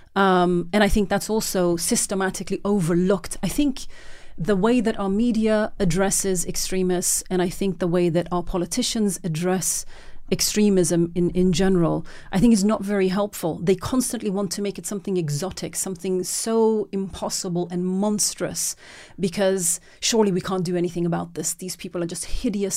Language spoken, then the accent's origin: English; Norway; moved away; I was born and raised in Norway